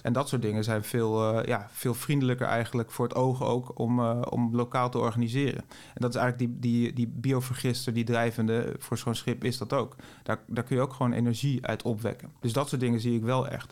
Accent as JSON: {"language": "Dutch", "country": "Netherlands", "said": "wij als Nederlanders"}